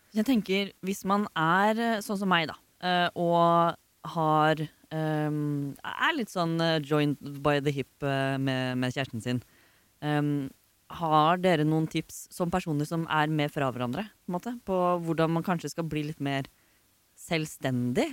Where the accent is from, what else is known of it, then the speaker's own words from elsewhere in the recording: Oslo, Norway; jeg er fra Oslo